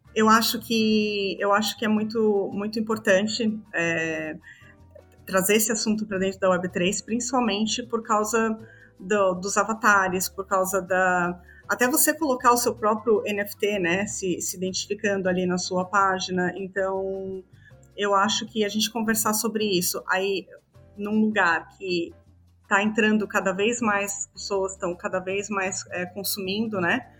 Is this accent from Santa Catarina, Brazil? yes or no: yes; Balneário Camboriú, Santa Catarina, Brazil; moved away as an adult; also born or lived in São Paulo, Brazil; now in Greece; eu sou natural de São Paulo, morei minha vida inteira em, em Balneário Camboriú, em Santa Catarina. E hum, hoje, atualmente, eu moro na Grécia